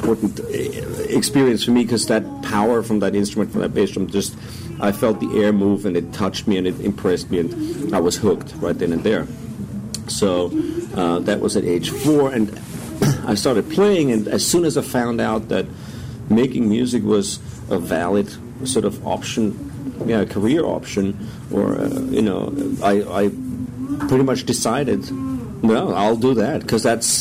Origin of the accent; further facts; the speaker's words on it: Stockerau, Lower Austria, Austria; I grew up just outside of Vienna in a small town called Stockerau, which was almost like a suburb of Vienna, very close.